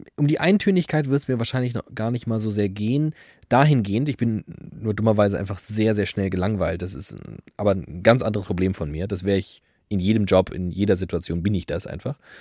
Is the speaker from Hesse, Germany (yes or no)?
yes; Frankfurt, Hesse, Germany; Ich komme aus Frankfurt-Sachsenhausen